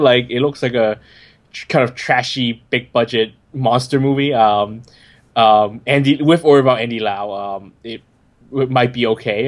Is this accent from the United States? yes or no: no; Hong Kong; born or raised there